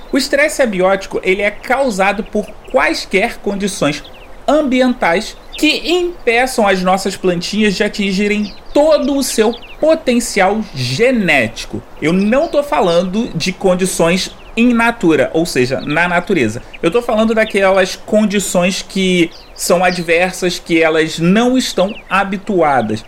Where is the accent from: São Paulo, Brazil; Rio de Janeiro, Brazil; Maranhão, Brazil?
Rio de Janeiro, Brazil; eu sou carioca